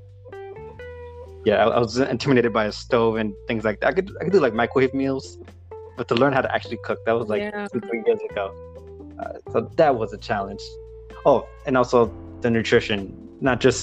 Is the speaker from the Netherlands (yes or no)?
no; New York City, New York, United States; I grew up in Queens